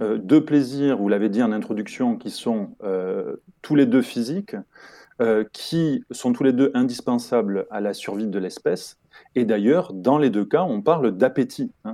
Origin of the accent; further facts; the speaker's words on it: Toulouse area, Occitania, France; je suis originaire du sud-ouest de la France et plus particulièrement de la région toulousaine